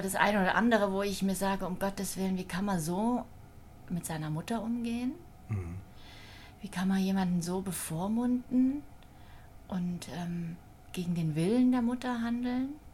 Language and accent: German; Thuringia, Germany; moved away as an adult; now in Wiesbaden, Germany; gebürtig komme ich aus Thüringen. Mhm. Bin 72 geboren in einem, ja, kleinen, einer kleinen Stadt und ähm, habe noch eine ältere und eine jüngere Schwester. Und ähm, ja, ich habe dort meine Jugend verbracht bis zum 18. Lebensjahr.